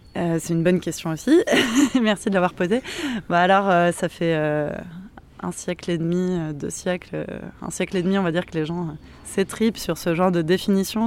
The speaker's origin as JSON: {"language": "French", "town": "Montpellier", "region": "Occitania", "country": "France", "also_born_or_lived": "Paris", "moved": "yes", "said": "je viens de Montpellier"}